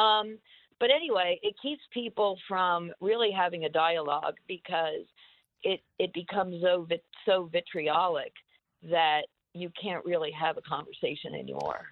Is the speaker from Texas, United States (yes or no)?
no; Lower Delaware County, Pennsylvania, United States; now in Reading, United States; I'm actually from Lower Delco.